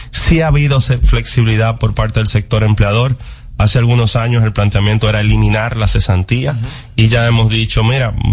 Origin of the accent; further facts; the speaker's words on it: Dominican Republic; y como dominicanos, ojalá sea en esta gestión que podamos seguir avanzando